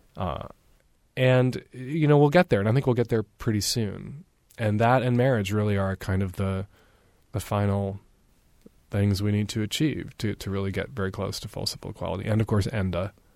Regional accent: Chicago, Illinois, United States; I grew up in Chicago in the seventies

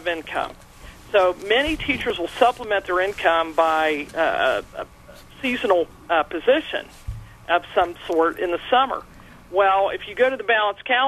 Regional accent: Columbus, Ohio, United States; when I was growing up in Columbus, Ohio

